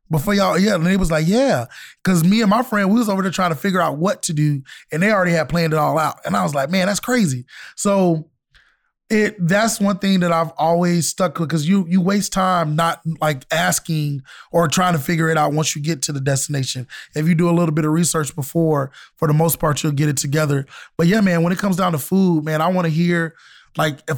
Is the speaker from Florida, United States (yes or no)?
yes; Florida, United States; I'm from Florida, so yeah, a lot of Jamaican food.